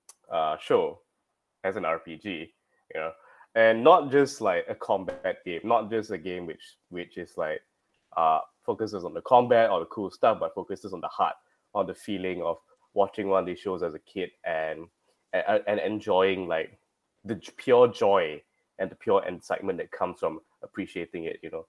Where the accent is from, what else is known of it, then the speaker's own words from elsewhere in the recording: Malaysia; I'm from Malaysia.